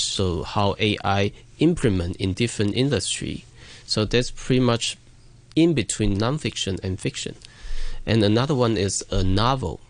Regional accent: Shantou, Guangdong, China; my hometown, Shantou

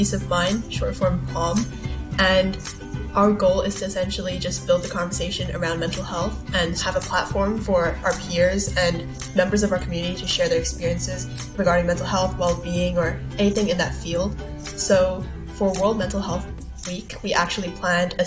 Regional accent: Hong Kong; also born or lived in Malaysia / Singapore; So originally I'm from Malaysia and Singapore, but I moved here when I was 3 years old. So essentially I was raised in Hong Kong

